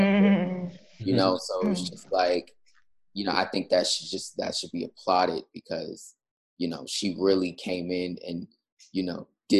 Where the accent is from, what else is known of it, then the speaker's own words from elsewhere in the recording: Houston, Texas, United States; I'm from Houston, Texas.